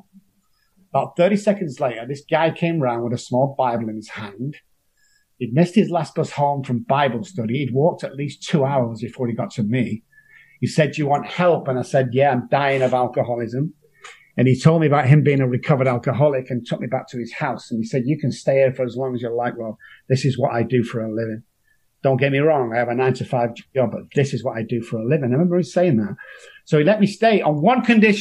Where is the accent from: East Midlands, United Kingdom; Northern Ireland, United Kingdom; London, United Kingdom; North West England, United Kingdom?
North West England, United Kingdom; Manchester; I come from Moss Side in Manchester, a bit like Beirut with lights